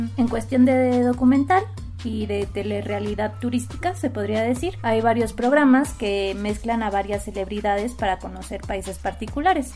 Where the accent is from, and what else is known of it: Mexico